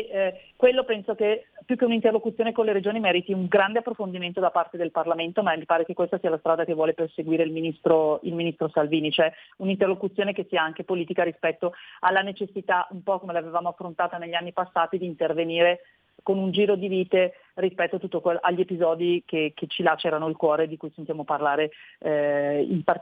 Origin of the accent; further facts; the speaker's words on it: Lombardy, Italy; io sono convinta da lombarda, ma con poca umiltà forse, di poter assolutamente dimostrare che la Lombardia non solo può fare del bene ancora di più per i lombardi, ma per tutta l'Italia